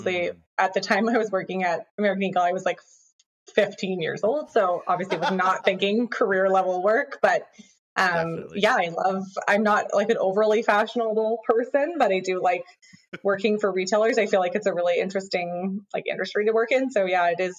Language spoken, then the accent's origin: English; Oak Bay, British Columbia, Canada; also born or lived in Vancouver; now in Vernon, Canada; I grew up in Oak Bay, and it's a really small community